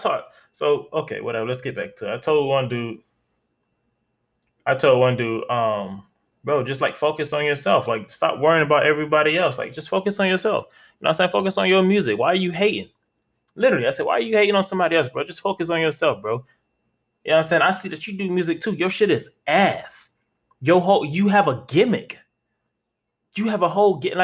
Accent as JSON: {"language": "English", "region": "Florida", "country": "United States", "said": "I'm from Florida"}